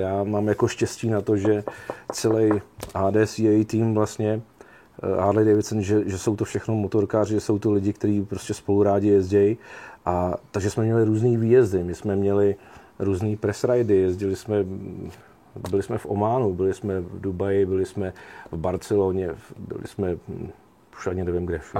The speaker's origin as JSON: {"language": "Czech", "town": "Jistebnice", "region": "South Bohemian Region", "country": "Czechia", "tie": "born or raised there", "said": "Já jsem původem vlastně Jihočech, eh, kousíček od tábora v Jistebnici"}